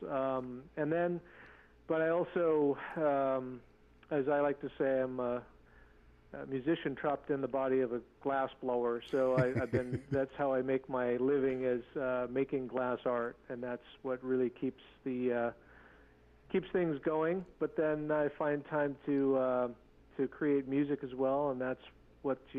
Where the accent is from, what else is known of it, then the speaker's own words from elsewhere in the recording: Seattle, Washington, United States; Yeah, so I'm a Tlingit tribal member. Um, I grew up in the Seattle area.